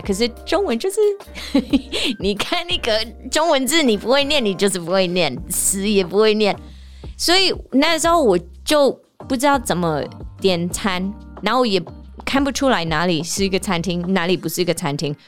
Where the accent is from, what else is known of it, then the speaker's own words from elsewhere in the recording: Seattle, Washington, United States; Chinese is a second language; moved away as an adult; now in Taiwan; 台湾的速度跟我家乡西雅图那边的速度是不一样